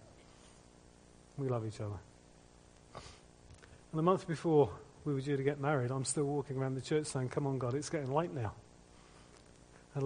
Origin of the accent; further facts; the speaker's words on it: United Kingdom; We're British